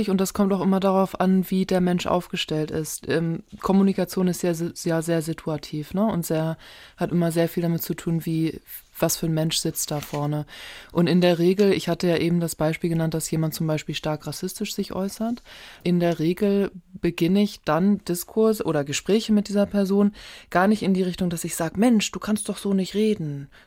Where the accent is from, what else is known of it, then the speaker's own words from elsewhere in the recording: Hamburg, Germany; ich bin ja in Hamburg geboren, und aufgewachsen